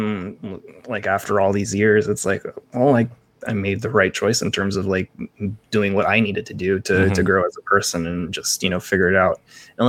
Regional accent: Philippines; So I never disassociated myself being Filipino.

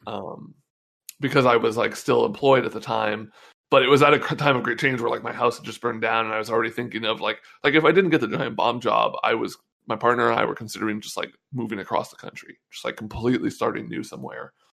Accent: North Bay, California, United States; also born or lived in San Francisco; I've lived in the Bay my whole life. You know, I grew up in the North Bay

